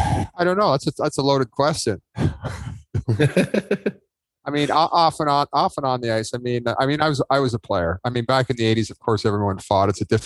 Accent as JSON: {"language": "English", "town": "Toronto", "region": "Ontario", "country": "Canada", "tie": "born or raised there", "said": "I grew up in Mimico, Ontario, Canada."}